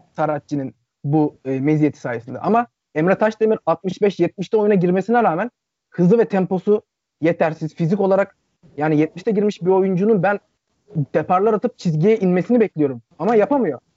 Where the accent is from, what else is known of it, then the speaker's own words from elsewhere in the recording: Akhisar, Manisa, Turkey; Ben Akisar Sporluyum aynı zamanda Akisarlıyım.